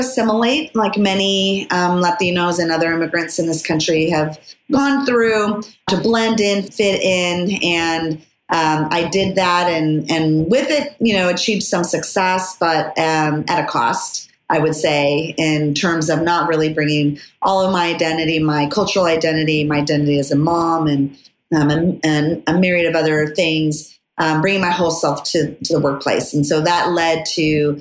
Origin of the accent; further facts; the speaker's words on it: Los Angeles, California, United States; first language Spanish; English is a second language; I grew up in Los Angeles, so we were near Hollywood.